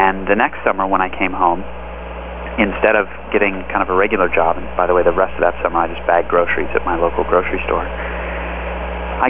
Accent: Los Angeles, California, United States; also born or lived in Palo Alto; I grew up in Los Angeles

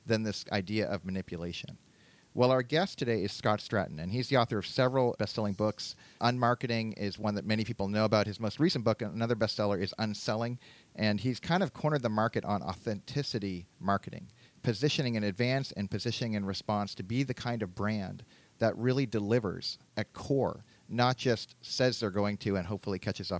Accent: Canada; now in United States; I was growing up in Canada

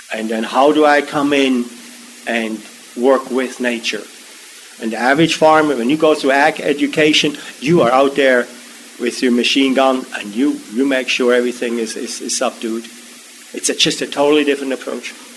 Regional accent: Switzerland; now in Maryland, United States; I grew up in Switzerland

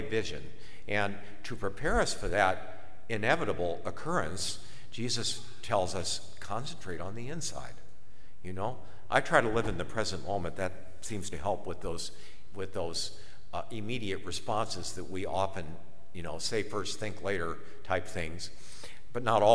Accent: Akron, Ohio, United States; I'm from Akron

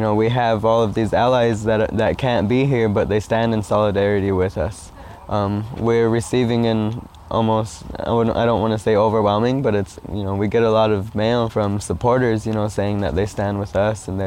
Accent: United States; I'm Oglala Lakota

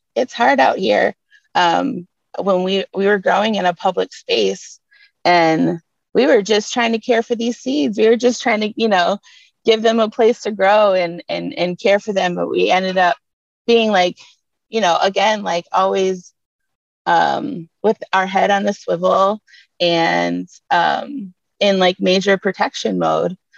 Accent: Detroit, Michigan, United States; I was born and raised right in Detroit

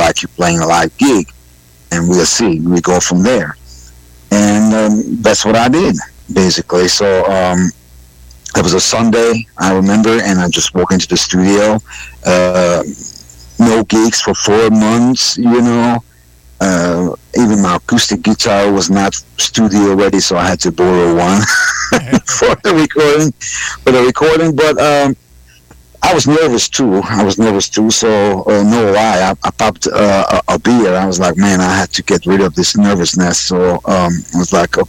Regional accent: Budapest, Hungary; English is a second language; moved away as an adult; also born or lived in Birmingham, Alabama; now in United States; I was born and raised in Budapest, Hungary.

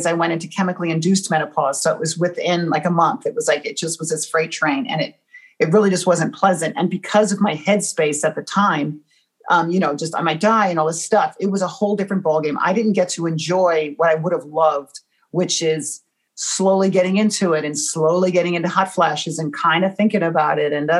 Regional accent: United States; I'm American

